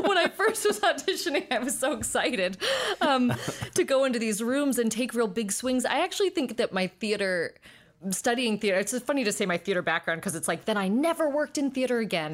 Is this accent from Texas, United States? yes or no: no; South Pasadena, California, United States; also born or lived in Highland Park, Los Angeles; I grew up in South Pasadena m, by way of Highland Park